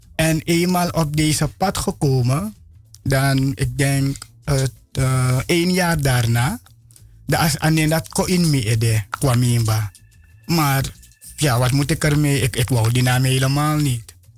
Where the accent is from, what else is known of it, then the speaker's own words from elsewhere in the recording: Suriname; ik geboren in Sranang